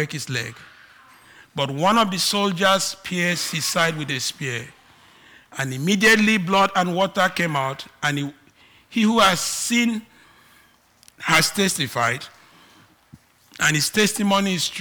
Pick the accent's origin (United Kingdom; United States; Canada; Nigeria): Nigeria; accent: Nigerian; I am Nigerian, I have Nigerian accent